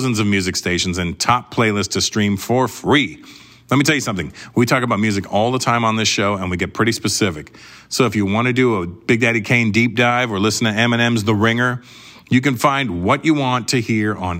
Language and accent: English; Canada; I'm Canadian